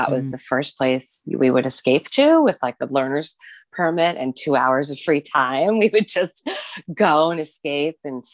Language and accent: English; New Jersey, United States; moved away as an adult; also born or lived in Seattle; I grew up in New Jersey